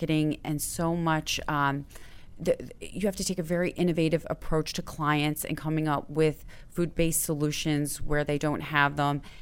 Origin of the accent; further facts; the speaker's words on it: Cherry Hill, New Jersey, United States; I grew up in New Jersey, Cherry